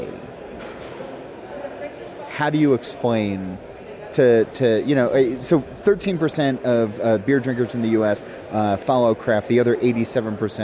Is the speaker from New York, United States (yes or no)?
no; Jersey Shore, New Jersey, United States; I grew up on the Jersey Shore